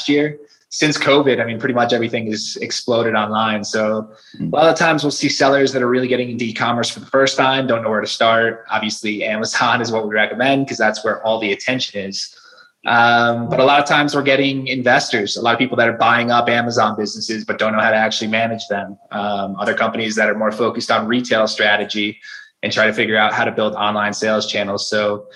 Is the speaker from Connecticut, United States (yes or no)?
yes; Connecticut, United States; moved away as an adult; now in Guadalajara, Mexico; Originally, I'm from Connecticut. I now live in Guadalajara, Mexico